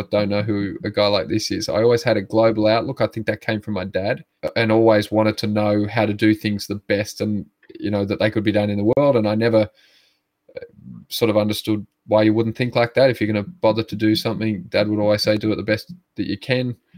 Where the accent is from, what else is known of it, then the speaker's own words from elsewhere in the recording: Sydney, New South Wales, Australia; I grew up in Sydney, family of 8 boys